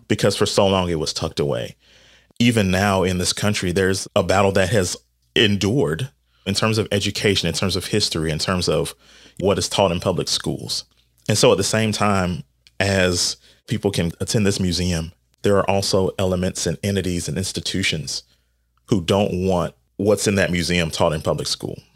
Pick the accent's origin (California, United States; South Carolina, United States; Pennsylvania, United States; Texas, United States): South Carolina, United States; North Augusta; my hometown, what I know is North Augusta